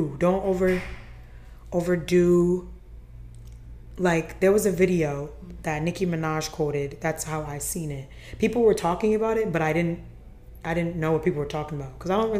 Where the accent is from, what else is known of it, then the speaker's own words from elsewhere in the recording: Nigeria; I'm Nigerian, man. Yeah. Like, so, this is my life. Yeah. This is my life. I grew up this way.